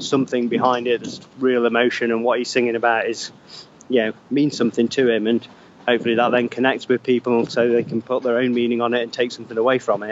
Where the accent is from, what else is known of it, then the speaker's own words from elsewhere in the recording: Derby, East Midlands, United Kingdom; we're from like the middle of England, based mainly around Derby